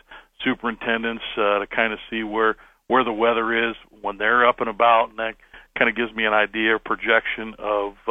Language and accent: English; Canton, Ohio, United States; we just listened to the radio, WHVC, growing up in Canton